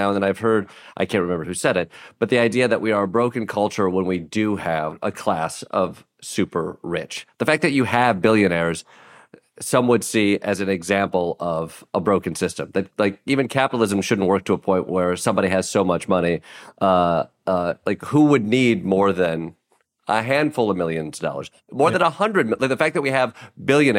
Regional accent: Kalamazoo, Michigan, United States; I grew up in Kalamazoo

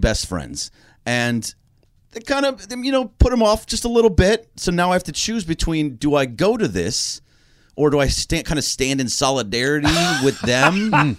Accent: Los Angeles, California, United States; I'm from here. I'm from Los Angeles

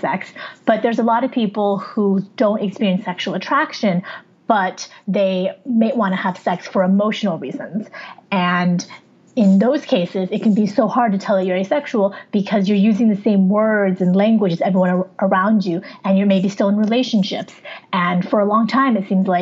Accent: near San Francisco, California, United States; also born or lived in Wuhan, China; where I grew up in the United States is near San Francisco in California, a state in the Western United States

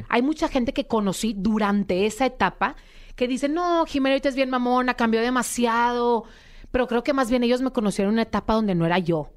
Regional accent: Monterrey, Nuevo León, Mexico; accent: regio; moved away as an adult; now in Mexico City, Mexico; Ahorita estoy viviendo en Ciudad de México, pero soy de Monterrey, sangre regia

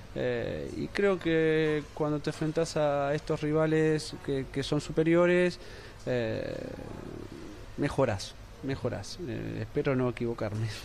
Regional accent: Argentina; como argentino

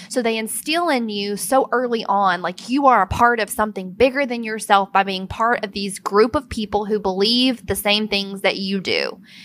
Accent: Brewton, Alabama, United States; I am from Alabama. I was raised in a small town called Bruton, Alabama

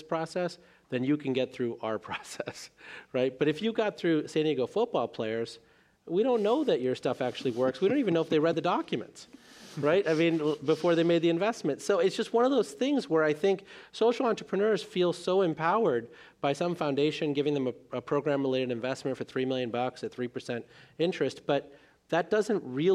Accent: India; moved away; the village that I was born in India

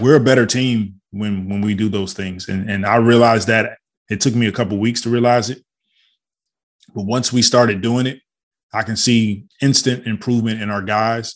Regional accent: Detroit, Michigan, United States; I grew up in Detroit, Michigan.

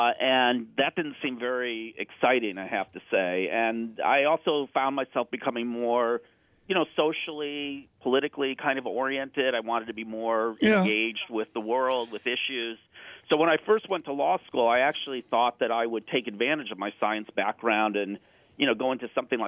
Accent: Chicago, Illinois, United States; I'm actually a Chicagoan myself, by the way.

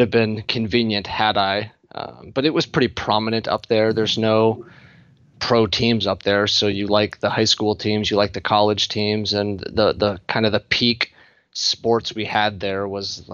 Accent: Fairbanks, Alaska, United States; moved away as an adult; also born or lived in Long Beach, California; now in Columbus, United States; I grew up in Fairbanks, Alaska

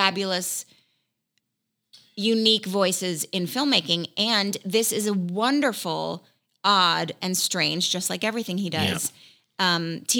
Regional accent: Malibu, California, United States; I was born in Malibu.

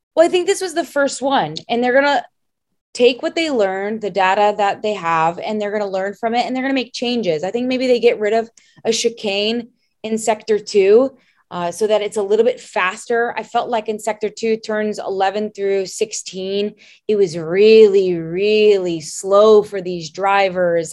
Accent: Louisville, Kentucky, United States; I'm from Louisville, Kentucky

